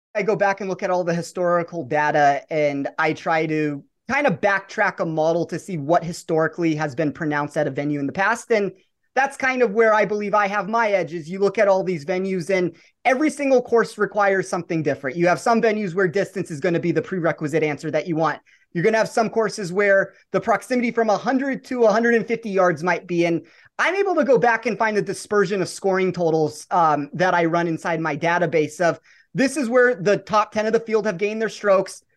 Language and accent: English; Las Vegas, Nevada, United States; I'm born and raised in Vegas